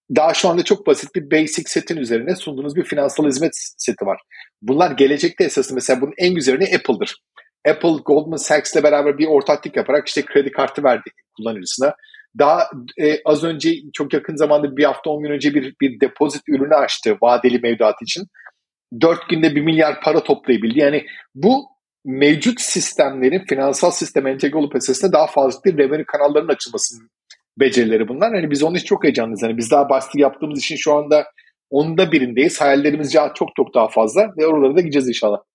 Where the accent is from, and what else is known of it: Turkey; also born or lived in Malta